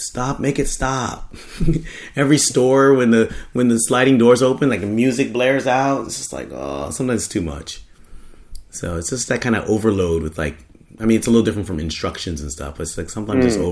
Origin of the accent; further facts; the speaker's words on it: United States; now in Japan; in America, like, adding some IE to something, like, we don't do it that much